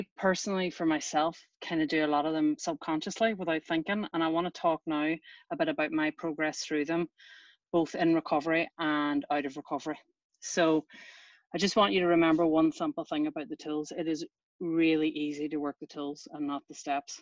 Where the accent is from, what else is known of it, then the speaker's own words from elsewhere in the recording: Ireland; I was brought up in Ireland from an early age